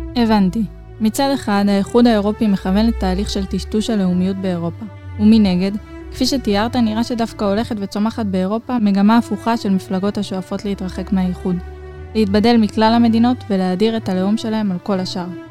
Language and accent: Hebrew; Israel